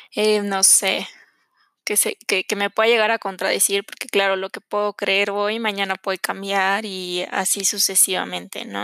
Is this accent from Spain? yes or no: no; Mexico City, Mexico; soy de la Ciudad de México